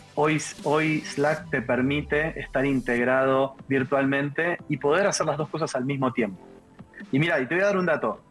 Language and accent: Spanish; Argentina; algo que en Argentina usamos mucho, que es anulo mufa